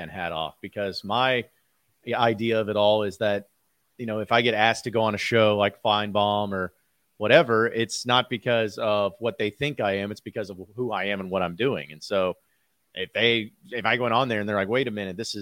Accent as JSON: {"language": "English", "town": "Fayetteville", "region": "Arkansas", "country": "United States", "tie": "born or raised there", "said": "as a kid from Fayetteville, where, that was my hometown, and I feel like with watching the Razorbacks and growing up there"}